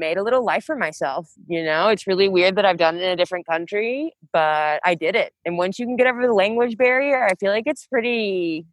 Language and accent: English; the South, United States; first language English; moved away as an adult; also born or lived in Auburn; now in Spain; I'm from the South and I don't handle cold well